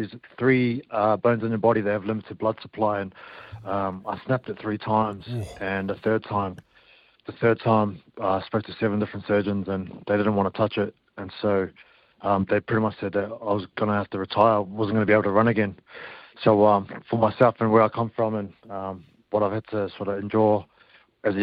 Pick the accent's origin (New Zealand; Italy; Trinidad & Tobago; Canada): New Zealand; been brought up in New Zealand